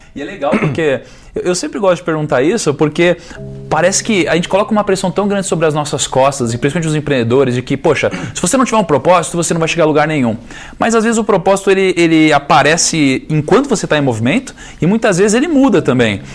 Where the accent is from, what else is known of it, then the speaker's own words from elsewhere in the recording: Rio de Janeiro, Brazil; eu sou carioca